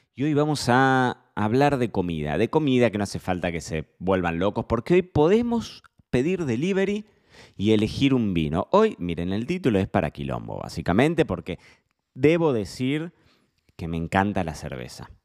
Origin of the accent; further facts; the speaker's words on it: Argentina; somos argentinos